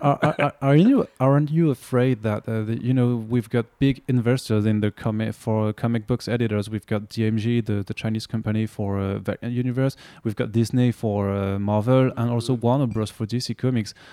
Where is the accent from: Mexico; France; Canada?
France; accent: French; English is a second language; my French accent